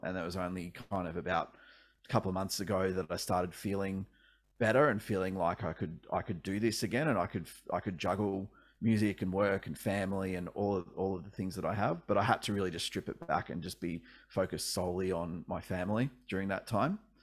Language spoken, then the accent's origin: English; Ballarat, Victoria, Australia; also born or lived in Melbourne; I actually grew up about an hour and a half out of Melbourne, uh, in Ballarat for most of my childhood, and then we moved to Melbourne when I was a teenager